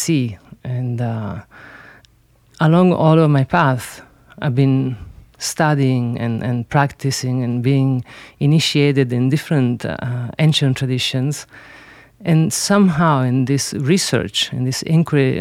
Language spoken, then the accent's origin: English; Sicily, Italy; English is a second language; I grew up in Sicily